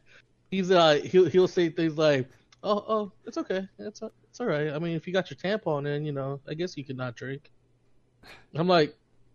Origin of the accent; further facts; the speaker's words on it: Boston, Massachusetts, United States; accent: Boston; my Irishness comes out, and then my Boston accent comes out.